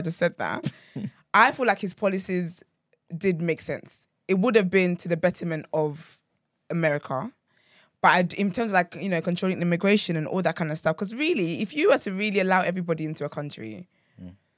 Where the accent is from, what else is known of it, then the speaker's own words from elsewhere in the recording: Nigeria; I'm, I'm proudly Nigerian